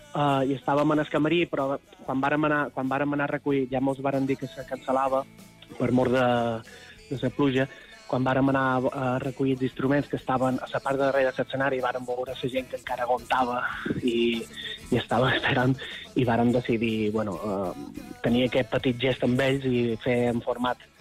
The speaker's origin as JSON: {"language": "Catalan", "town": "Son Servera", "region": "Balearic Islands", "country": "Spain", "tie": "born or raised there", "said": "nosaltres som de Son Cervera, de Llevant mallorquí, i allà en el litoral de Son Cervera, la joia de la corona és una petita cala que seria Esport Nou, que és on nosaltres vàrem passar la infància"}